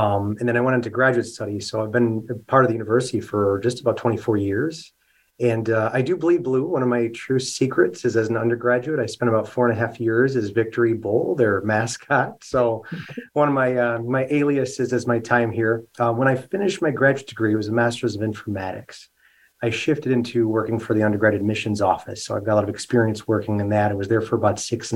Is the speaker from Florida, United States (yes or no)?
no; Rochester, New York, United States; now in Buffalo, United States; I'm originally from Rochester, so not too far down the thruway from where our campus is located.